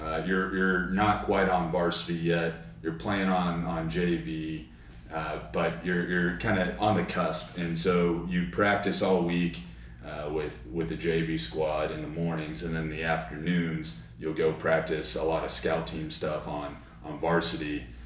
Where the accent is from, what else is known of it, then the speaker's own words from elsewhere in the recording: Southlake, Texas, United States; also born or lived in Austin, Texas / Dallas, Texas; Moved to South Lake when I was about third grade or so. So I came up in South Lake, stayed there all throughout high school.